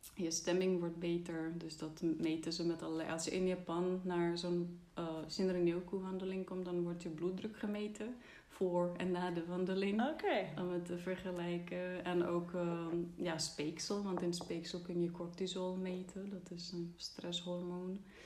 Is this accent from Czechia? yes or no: yes; Czechia; Dutch is a second language; moved away as an adult; now in Netherlands; Ik kwam uit Tsjechië, dus ik ben hier gaan wonen, eerst voor mijn studie